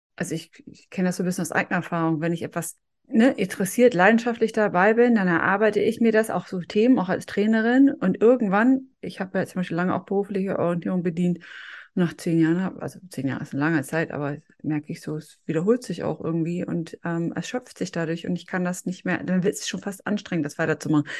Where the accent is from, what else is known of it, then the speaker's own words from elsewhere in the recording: Northern Germany, Germany; ich als Norddeutsche